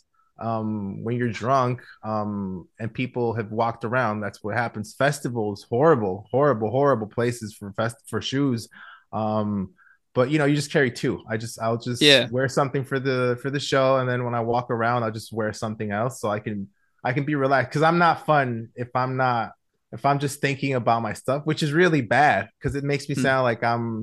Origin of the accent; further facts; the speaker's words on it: Guatemala; also born or lived in Chicago, United States; I was born in Chicago, but I was actually raised in Guatemala. I moved to Guatemala when I was 6.